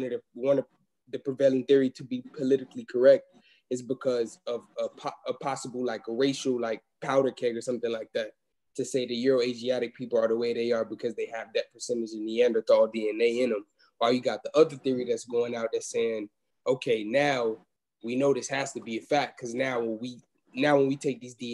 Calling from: Atlanta, Georgia, United States; I'm calling from Atlanta, Georgia

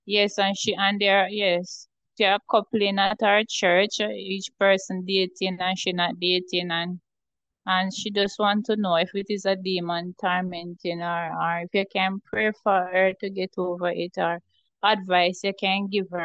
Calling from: Jamaica

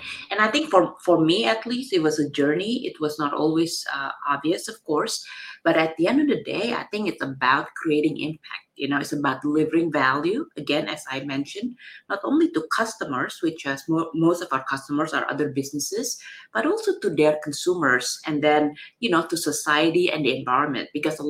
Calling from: San Francisco, California, United States; I'm dialing in from a beautiful San Francisco today.

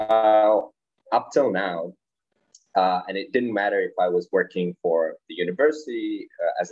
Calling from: Prague, Czechia; I'm currently calling from Prague in the heart of Europe, the Czech Republic.

